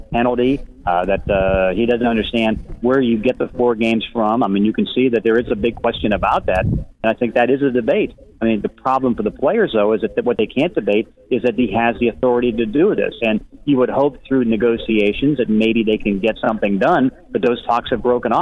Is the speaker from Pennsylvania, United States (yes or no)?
yes; Pittsburgh, Pennsylvania, United States; I grew up in Pittsburgh where he grew up